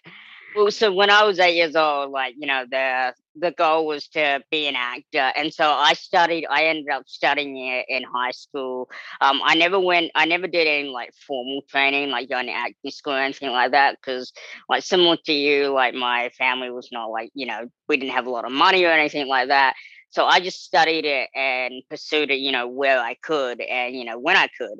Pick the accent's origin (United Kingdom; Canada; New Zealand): New Zealand; moved away as an adult; now in United States; being this small little kid growing up in New Zealand